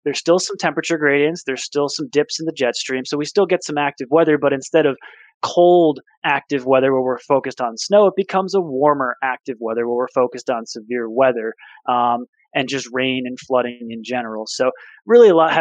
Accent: Northwest New Jersey, United States; growing up in Northwest New Jersey

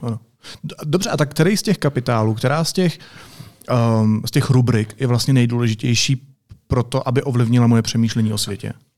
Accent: Czechia; jsem Čech

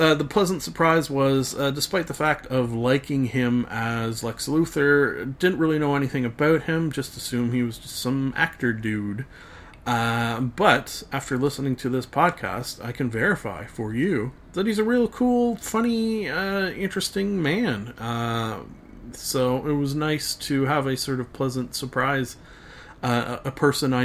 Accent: Canada; Being a Canadian

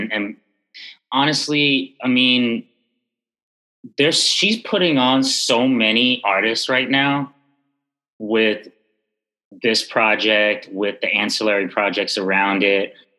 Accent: Jamaica; being of Jamaican origin, you know, I actually, it's a post-colonial island, pretty much the British colonial islands and countries all have, you know, these remnants of colonial reign, and colorism is one of them, and we have it here in a major way

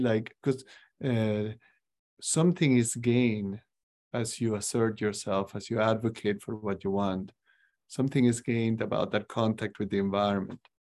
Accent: Cusco, Peru; now in Des Moines, United States; I grew up in Cusco, is the capital of the Incas

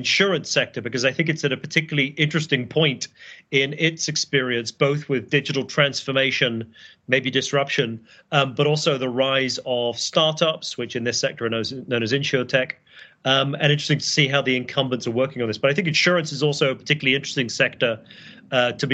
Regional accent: United Kingdom; moved away as an adult; now in Boston, United States; I'm British

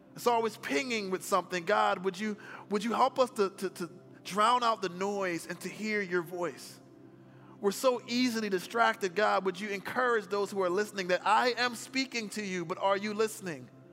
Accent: Philadelphia, Pennsylvania, United States; also born or lived in Chicago; I was born in Chicago, but I grew up in Philadelphia in a single parent home.

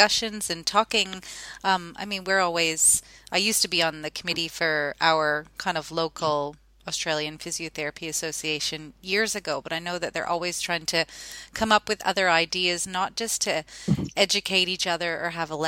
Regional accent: Canada; I'm from Canada.

